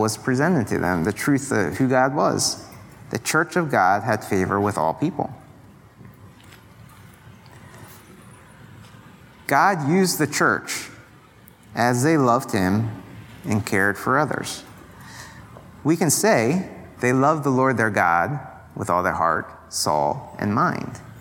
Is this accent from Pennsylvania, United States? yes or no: yes; Pennsylvania, United States; moved away; I'm from Pennsylvania